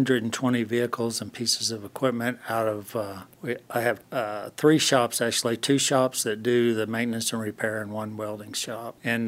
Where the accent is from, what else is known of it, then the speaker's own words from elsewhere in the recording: Kingfisher, Oklahoma, United States; In Kingfisher, Oklahoma.